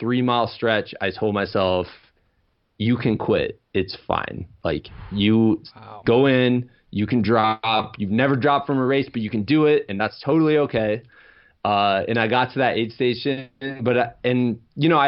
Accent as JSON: {"language": "English", "region": "Iowa", "country": "United States", "moved": "yes", "said": "I'm from Iowa, so I wanted to get back to homeland"}